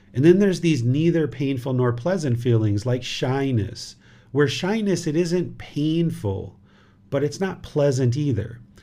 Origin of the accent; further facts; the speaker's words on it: United States; now in Thailand; this physical body was born in America